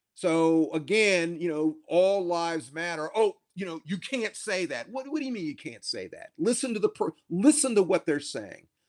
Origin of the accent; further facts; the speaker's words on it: Columbia, South Carolina, United States; now in Cambridge, United States; in my home state, I'm, I'm from South Carolina. I was born in nineteen fifty-four in Columbia, South Carolina.